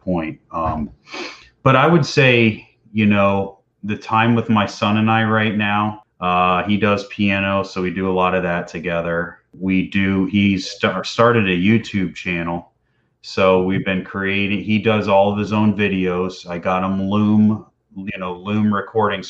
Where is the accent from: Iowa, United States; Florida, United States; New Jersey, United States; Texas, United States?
Florida, United States; Tampa; growing up in Tampa here, I used to go out on the water a lot